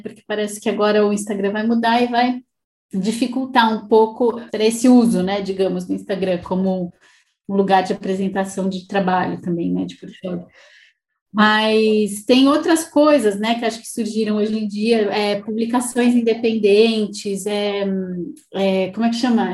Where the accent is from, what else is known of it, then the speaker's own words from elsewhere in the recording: Brazil; moved away as an adult; quando eu saí do Brasil